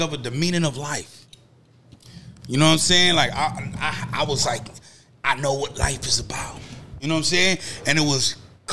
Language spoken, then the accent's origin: English; Lynn, Massachusetts, United States; growing up in Lynn